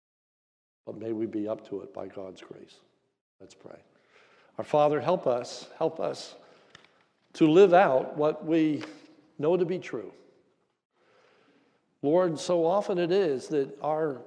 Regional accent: near Hershey, Pennsylvania, United States; I'm from near Hershey, Pennsylvania

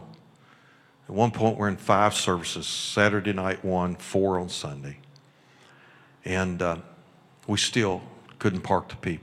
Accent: Kentucky, United States; moved away as an adult; also born or lived in Missouri; I'm from Kentucky

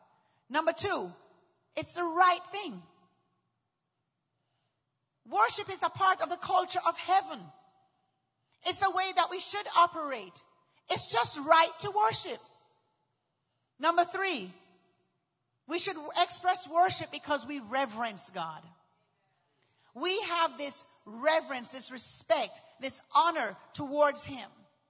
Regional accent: Houston, Texas, United States; Well, I'm from Houston, too.

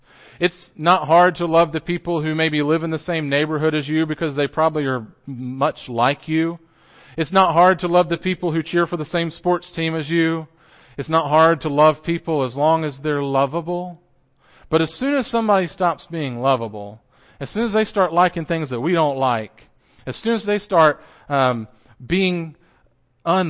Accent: Johnson City, Tennessee, United States; I grew up in Johnson City, just up the road, and I grew up at Boones Creek Christian Church

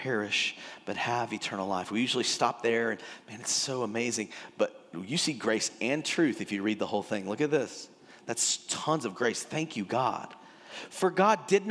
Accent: Texas, United States; also born or lived in California; I'm born and raised in Texas. I had a little spout in California, but I ended up back in Texas

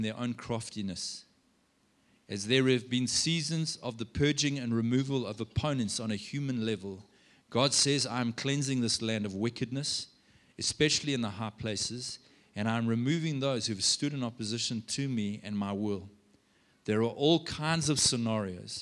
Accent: South Africa; I'm a South African

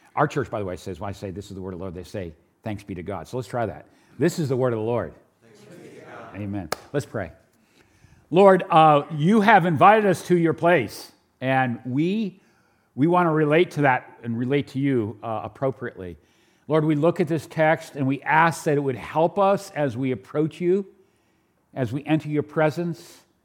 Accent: New Hampshire, United States; also born or lived in New York; I am from New Hampshire, but I was born in New York

